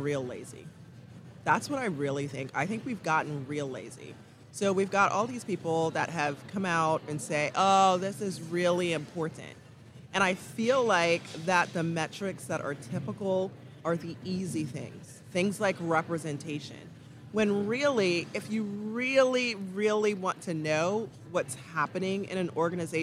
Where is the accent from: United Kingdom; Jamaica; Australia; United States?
Jamaica; moved away; I'm an immigrant. I was born and raised in Jamaica, and yeah, Jamaica is home for me